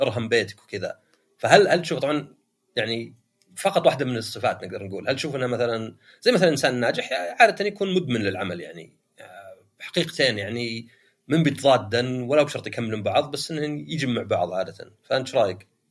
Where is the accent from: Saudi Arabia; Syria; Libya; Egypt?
Saudi Arabia; عندنا في السعودية